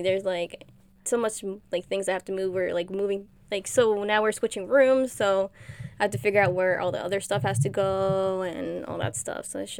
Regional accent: New Jersey, United States; We're from Jersey. Woohoo! Jersey girls.

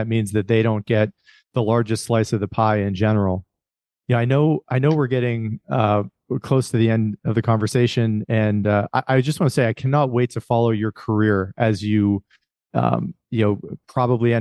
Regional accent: Rust Belt, United States; I grew up in the Rust Belt

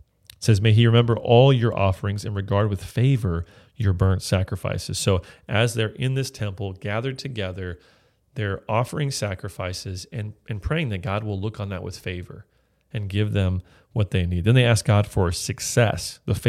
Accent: California, United States; But I'm from California, we don't talk that way.

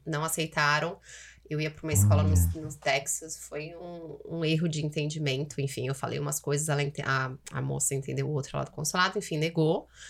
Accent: São Paulo, Brazil; moved away as an adult; now in Toronto, Canada; Meu pai é de São Paulo mesmo, cresci, criada em São Paulo, capital

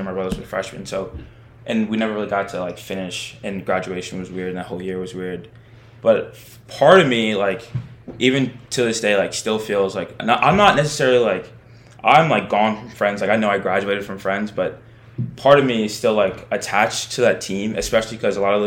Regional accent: Maryland, United States; I was born in Maryland, and I was familiar with the area

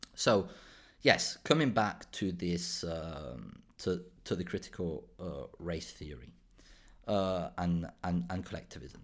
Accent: Málaga province, Andalusia, Spain; also born or lived in Ronda, Spain; I was born in Ronda, which is the Málaga province, but I grew up in a small town in Spain, in southern Spain, in Málaga.

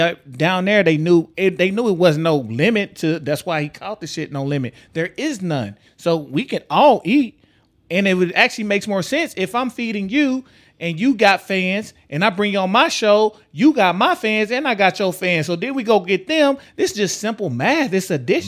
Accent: Texas, United States; now in Omaha, United States; I come from Texas

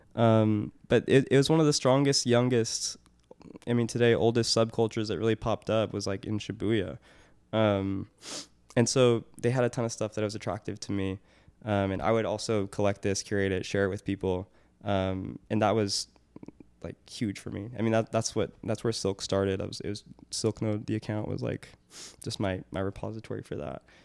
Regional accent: Portland, Oregon, United States; I grew up near Portland

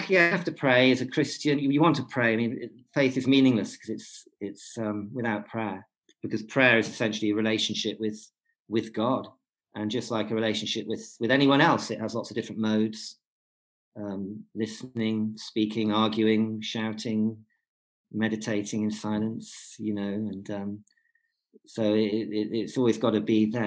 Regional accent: Warwickshire, West Midlands, United Kingdom; moved away as an adult; also born or lived in Newcastle upon Tyne / Birmingham; now in Cumbria, United Kingdom; I was brought up though in Warwickshire, and went to Birmingham as a student, and came out of Birmingham 20 years later with a wife, three kids, and a dog collar

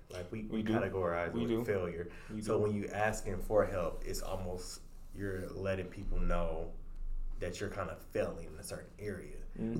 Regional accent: Flint, Michigan, United States; now in Dallas, United States; I'm originally from Flint, Michigan. Now I do reside in Dallas, Texas as well.

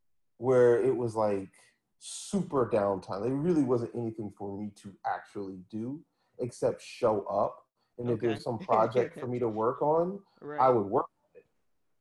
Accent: Philadelphia, Pennsylvania, United States; Like, I had just gotten this job working in the middle of, like, I'm from Philly, and I got this job working in Princeton, New Jersey.

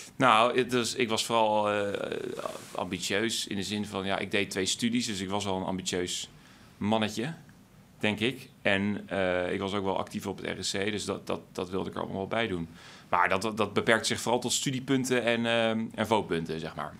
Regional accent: Wassenaar, South Holland, Netherlands; ik groeide op in Wassenaar.

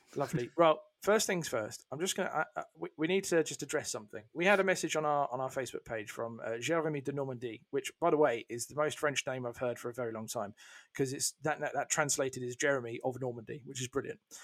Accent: United Kingdom; as a Brit

